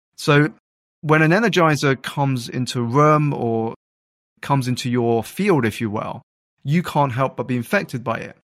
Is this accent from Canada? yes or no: no; United Kingdom; I grew up in the United Kingdom to two Malaysian Chinese parents